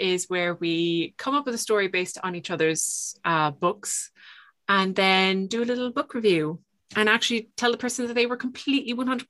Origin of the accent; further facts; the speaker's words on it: Limerick, Munster, Ireland; I'm so Irish.